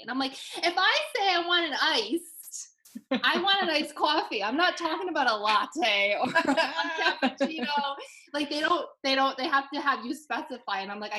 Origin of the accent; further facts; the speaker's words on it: Rhode Island, United States; moved away as an adult; now in Los Angeles, United States; Growing up in Rhode Island, there was a Dunkin' Donuts on every single corner, and like people make fun of me out in Los Angeles for being like so into Dunks, and like we don't have many here.